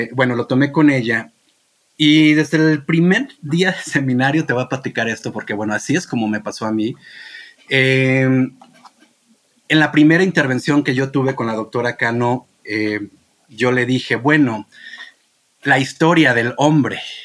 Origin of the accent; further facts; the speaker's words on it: Rioverde, San Luis Potosí, Mexico; moved away; Río Verde, San Luis Potosí, de donde soy yo